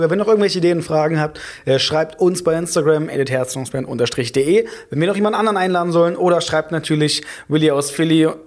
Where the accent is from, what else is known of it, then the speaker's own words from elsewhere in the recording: Brandenburg, Germany; also born or lived in Saxony; Nee, also so ursprünglich noch schlimmer aus Brandenburg.